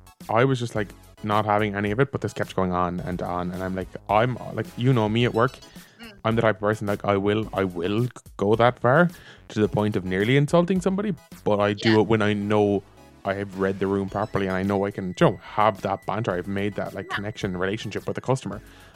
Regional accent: Ireland; me and my friend were like, "Oh, Ireland."

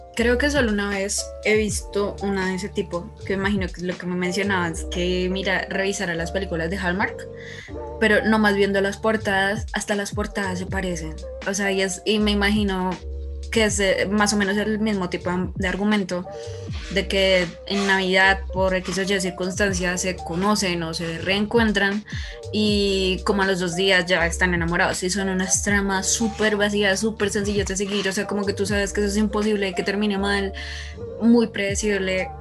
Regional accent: Colombia; soy de Colombia, por cierto. Si de pronto el acento les suena un poco extraño

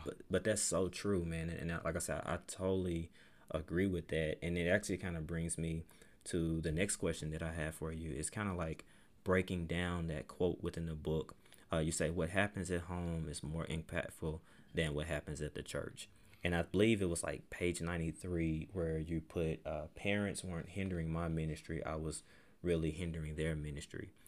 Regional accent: Pine Bluff, Arkansas, United States; moved away as an adult; now in Conway, United States; my, my hometown is Palm Bluff, Arkansas.

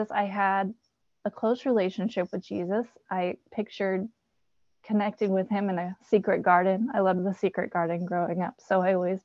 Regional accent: California, United States; also born or lived in Kansas; my dad moved us to California when I was 7, where his family lives

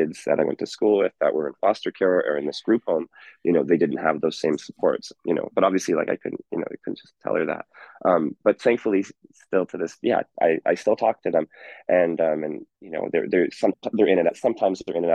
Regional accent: Bonnyville, Alberta, Canada; now in Edmonton, Canada; I grew up with in Iron River School, 100 students, such a small, tiny farming community

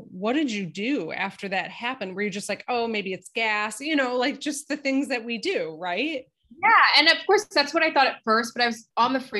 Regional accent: East Coast, United States; disclaimer that I'm from the East Coast because like that's just it's still in me, you know.

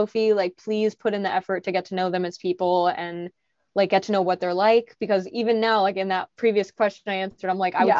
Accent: Portland, Oregon, United States; growing up in Portland at the time

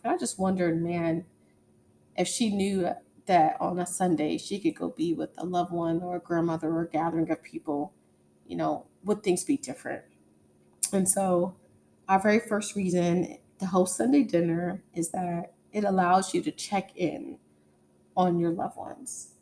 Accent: East Coast, United States; now in Texas, United States; I grew up on the East Coast

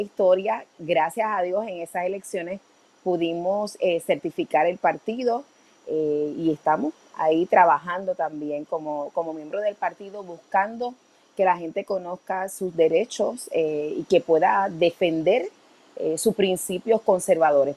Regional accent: Puerto Rico; los valores conservadores que nos caracterizan como puertorriqueños

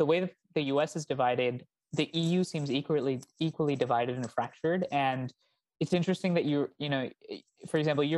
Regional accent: India; now in United States; I come from India.

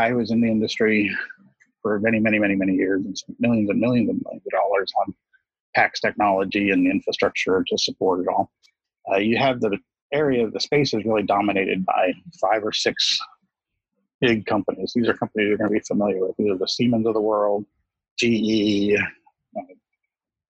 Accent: rural Appalachian mountain community, United States; I started my career out actually as a technologist in a rural Appalachian mountain community. You know, I started school there

